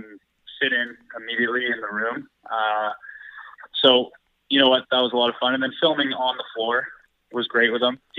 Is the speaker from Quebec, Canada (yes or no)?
no; Lower Mainland, British Columbia, Canada; growing up in the Lower Mainland playing minor lacrosse